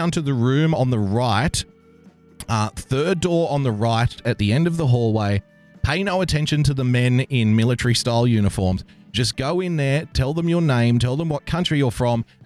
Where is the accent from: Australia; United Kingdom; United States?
Australia; I'm an Australian